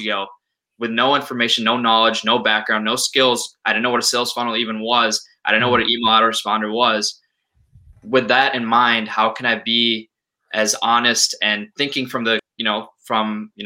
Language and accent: English; Minneapolis, Minnesota, United States; I'm also from Minneapolis